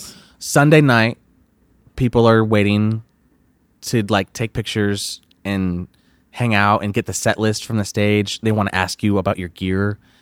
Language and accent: English; Flint, Michigan, United States; moved away as an adult; now in Texas, United States; I'm originally from Flint, Michigan. Uh, I moved to Texas when I was nineteen